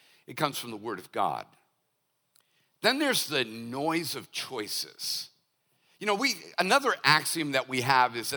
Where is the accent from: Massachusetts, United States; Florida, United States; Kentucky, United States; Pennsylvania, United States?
Massachusetts, United States; Boston; now in Hollywood, South Carolina, United States; I'm from Boston